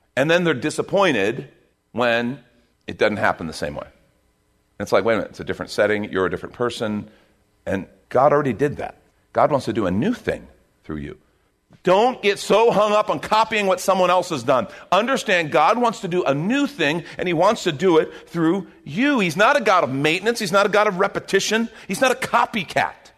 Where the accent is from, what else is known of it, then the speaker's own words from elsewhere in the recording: United States; as an American